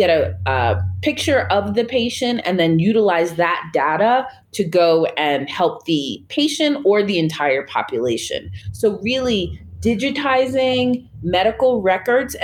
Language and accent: English; Long Island, New York, United States; moved away as an adult; now in Nairobi, Kenya; I am from Long Island, New York in the U.S.